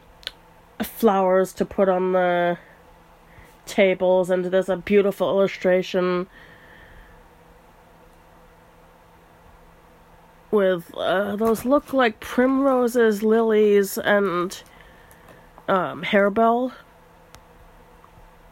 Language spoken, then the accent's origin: English; United States; we're both American